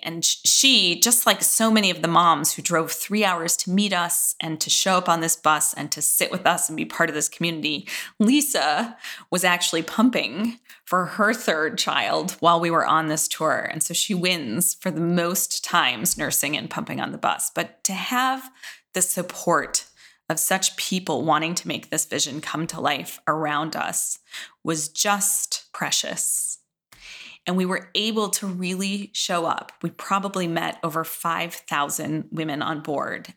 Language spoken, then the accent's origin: English; Midwest, United States; I was from the Midwest